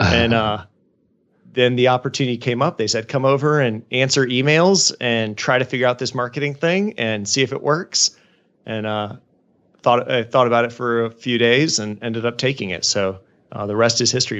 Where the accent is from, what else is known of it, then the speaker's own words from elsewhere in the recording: Jacksonville, Florida, United States; also born or lived in Georgia / Haiti; my hometown of Jacksonville, Florida